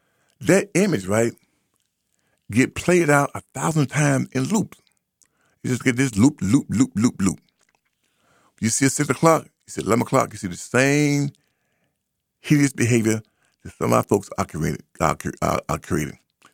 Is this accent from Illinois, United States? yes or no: no; Birmingham, Alabama, United States; now in Boston, United States; We came from Birmingham up here to Boston, 63.